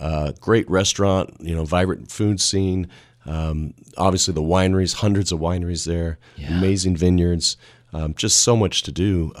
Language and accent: English; Washington, United States; Yeah, I grew up in Central Washington, and, you know, wine was not a big part of our culture in Washington.